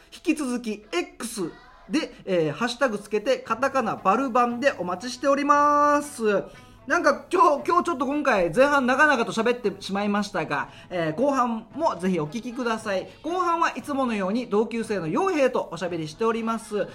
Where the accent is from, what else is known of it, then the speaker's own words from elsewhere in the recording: Haebaru, Okinawa, Japan; 僕の地元早原町与那覇っていうところです